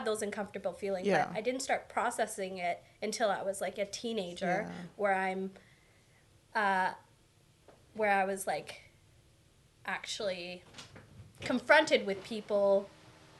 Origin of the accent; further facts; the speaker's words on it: Abbotsford, British Columbia, Canada; also born or lived in Edmonton; I grew up here in BC